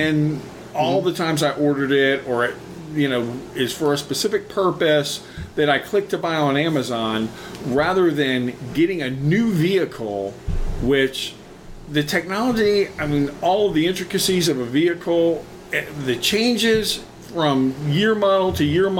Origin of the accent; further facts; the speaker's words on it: Florida, United States; I'm from Florida